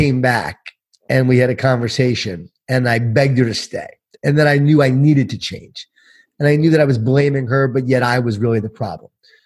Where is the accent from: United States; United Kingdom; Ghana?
United States; Long Island, New York; born or raised there